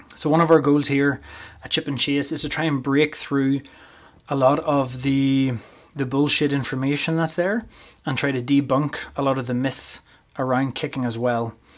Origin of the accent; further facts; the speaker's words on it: Northern Ireland, United Kingdom; moved away as an adult; also born or lived in Portadown / Armagh; now in Canada; I was born and bred in Northern Ireland, and I lived there for the first twenty-three years of my life